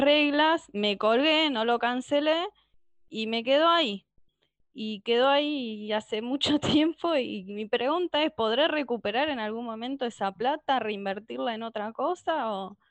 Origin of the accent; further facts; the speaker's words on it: La Paternal, Buenos Aires, Argentina; De la paternal.